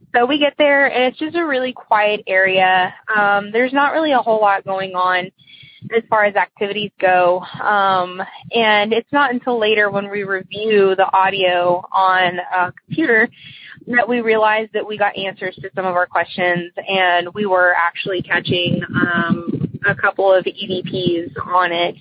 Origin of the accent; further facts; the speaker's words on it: Texas, United States; also born or lived in Hawaii; I'm from Texas, and um, I used to live in Hawaii.